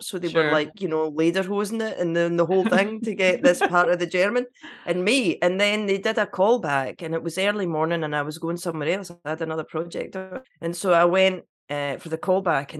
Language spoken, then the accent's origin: English; Cumbernauld, Scotland, United Kingdom; also born or lived in Glasgow; I did grow up in Cumbernauld. I'm first generation Cumbernauld